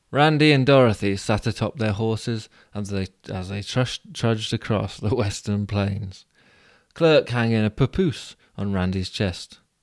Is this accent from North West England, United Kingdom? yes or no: no; Abingdon, South East England, United Kingdom; in my hometown, the town of Abingdon, we go to the pub